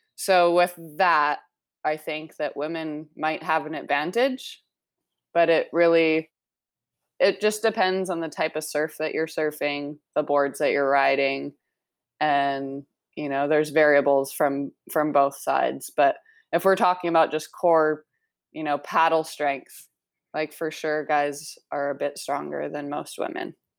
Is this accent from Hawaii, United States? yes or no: yes; Maui, Hawaii, United States; also born or lived in Canada; I grew up here on Maui. Uh, I moved here when I was nine years old